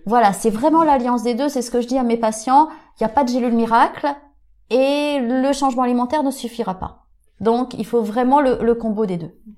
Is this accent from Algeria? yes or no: no; Auvergne-Rhône-Alpes, France; je suis auvergnate élevée à la campagne